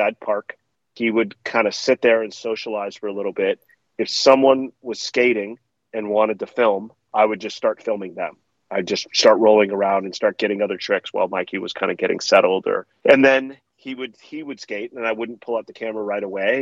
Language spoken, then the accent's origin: English; Palo Alto, California, United States; growing up in Palo Alto when I did